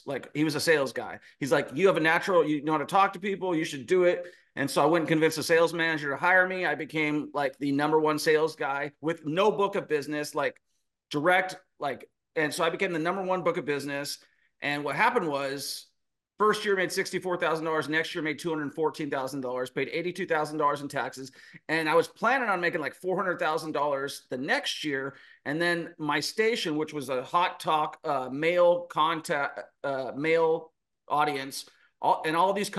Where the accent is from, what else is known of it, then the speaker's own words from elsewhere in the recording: Renton, Washington, United States; I am from Seattle, Washington, a small town called Renton, Washington. Grew up, always had a good work ethic